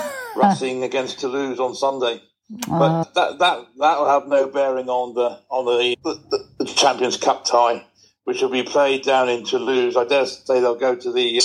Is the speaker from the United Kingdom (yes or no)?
yes; Cornwall, South West England, United Kingdom; I'm Cornish.